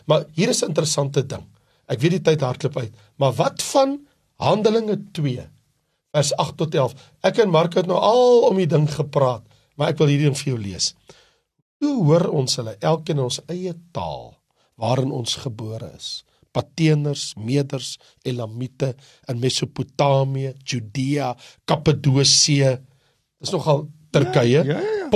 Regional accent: South Africa; Maar ek is Afrikaner. So as 'n Afrikaner, watter taal moet ek gebruik? Ek het 'n Afrikaanse Bybel.

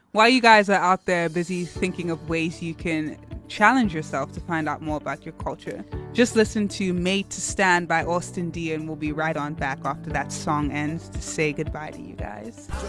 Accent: Cape Town, Western Cape, South Africa; accent: Cape Tonian; But because I have this accent and I'm so Cape Tonian

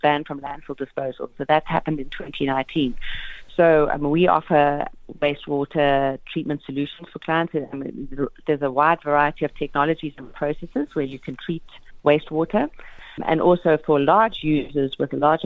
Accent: South Africa; as a South African public

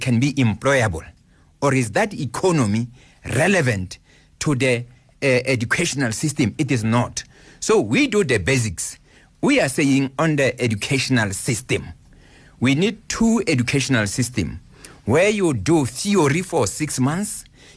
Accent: South Africa; Where I come from Gwagwa

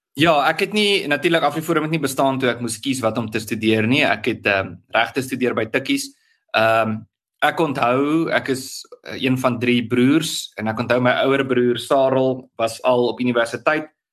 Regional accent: Tzaneen, Limpopo, South Africa; also born or lived in Pretoria; ek het in in, in Tsenin groot geword. Dis 'n Tsenin se dorp aan Limpopo

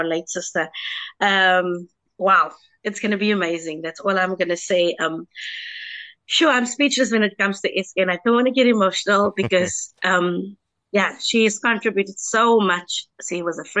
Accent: Kraaifontein, Western Cape, South Africa; I come from a small town, Kraaifontein, and I grew up in the Pentecostal church.

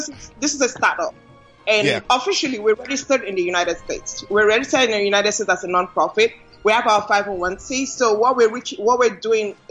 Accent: Nigeria; moved away; Nigeria because this is home

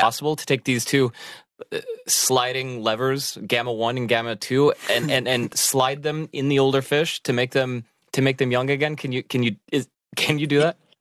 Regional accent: United States; moved away as an adult; now in Germany; I'm American

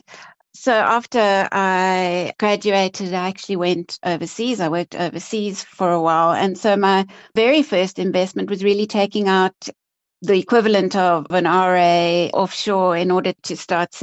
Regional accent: Cape Town, Western Cape, South Africa; I'm Cape Town born and bred. I grew up in Cape Town, went to university at UCT

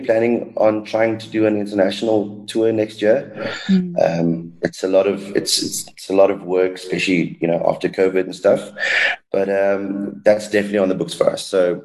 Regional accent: South Africa; I'm South African, you know. I come from a very bilingual house

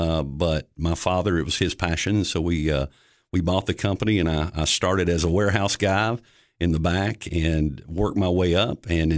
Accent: Cookeville, Tennessee, United States; Born and raised in Cookeville.

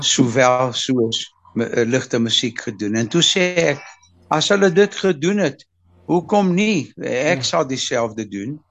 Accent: Mozambique; ek is in nogal in Mosambiek gebore

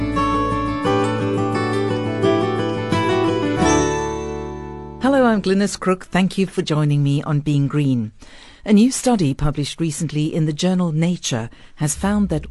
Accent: Cape Town, Western Cape, South Africa; when I grew up in Cape Town

